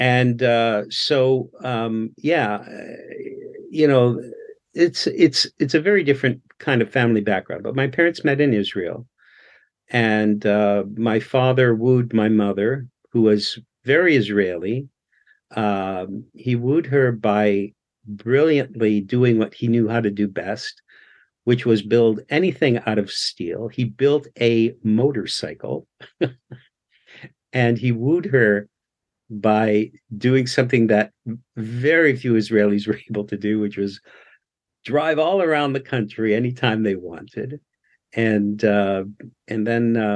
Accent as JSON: {"language": "English", "country": "Canada", "tie": "born or raised there", "said": "I was born here in Canada."}